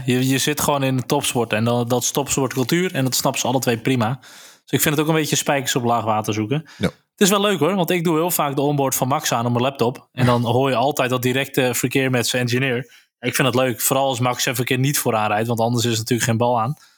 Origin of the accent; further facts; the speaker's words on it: Netherlands; wij het als Nederlanders